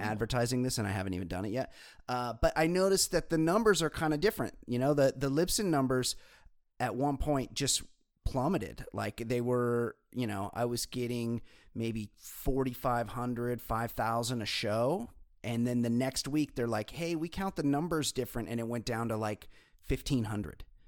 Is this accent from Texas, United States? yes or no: no; California, United States; for me, it's home, and we have the ocean right here